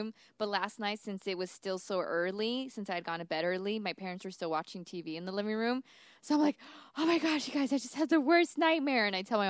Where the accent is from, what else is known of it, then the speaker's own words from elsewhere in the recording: Los Angeles, California, United States; I'm from North Hollywood